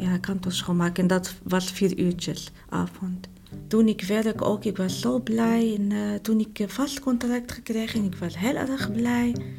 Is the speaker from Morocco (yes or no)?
yes; Morocco; Dutch is a second language; moved away as an adult; now in Netherlands; Ik kom uit Marokko.